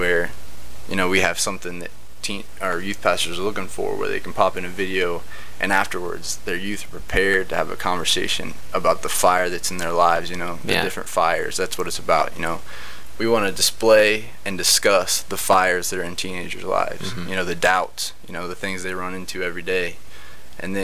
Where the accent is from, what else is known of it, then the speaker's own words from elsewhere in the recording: Kansas, United States; also born or lived in Ohio; I was born in Kansas